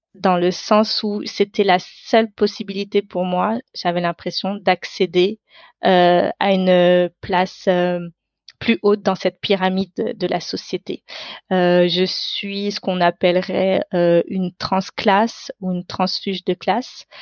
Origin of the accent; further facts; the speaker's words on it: France; first language Tamil; French is a second language; je suis née en France. Donc mon pays, c'est la France